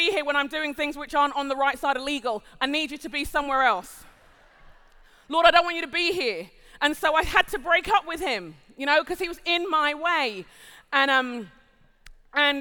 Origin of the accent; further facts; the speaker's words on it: London, United Kingdom; moved away as an adult; now in United States; I'm a Londoner by birth and conviction, I'm also Nigerian